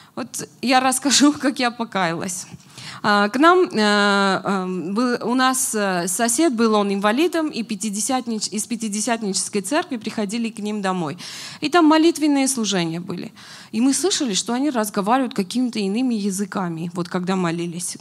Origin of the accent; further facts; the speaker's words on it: Armenia; now in Moscow, Russia; мы, как армяне